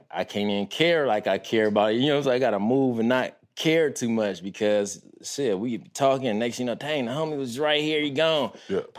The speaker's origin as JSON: {"language": "English", "town": "Compton", "region": "California", "country": "United States", "tie": "born or raised there", "said": "I witnessed the … … era. And I grew up on Harris. So all the way south of Harris is Kelly Park."}